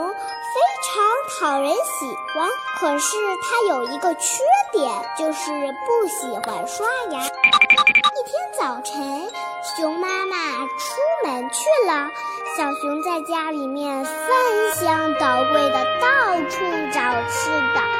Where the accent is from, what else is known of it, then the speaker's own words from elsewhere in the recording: Beijing, China; 我喜欢画画和英语，我来自北京，我五岁了，